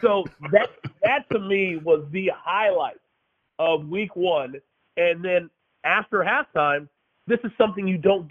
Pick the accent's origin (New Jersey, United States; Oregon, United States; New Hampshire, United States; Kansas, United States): Kansas, United States; I was born and raised in Kansas.